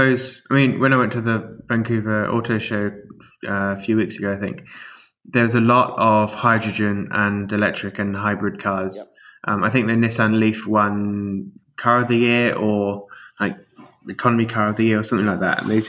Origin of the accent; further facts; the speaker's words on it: English countryside, England, United Kingdom; now in British Columbia, Canada; growing up in the English countryside